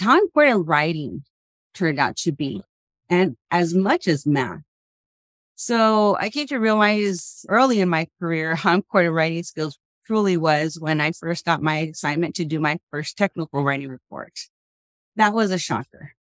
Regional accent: Los Angeles, California, United States; moved away as an adult; now in Tucson, United States; Born in Los Angeles, originally from out there, went to school and started going to the university at Cal State LA for about a year and a half

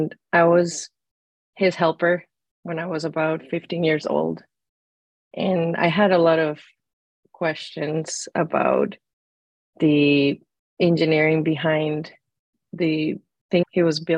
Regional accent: Hermosillo, Sonora, Mexico; moved away; also born or lived in Arizona; I am originally from Hermosillo, Sonora, Mexico

